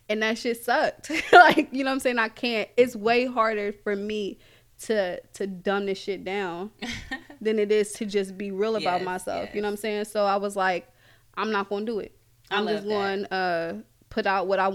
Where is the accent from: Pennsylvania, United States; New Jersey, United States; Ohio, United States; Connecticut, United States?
Ohio, United States; Columbus; I am from Columbus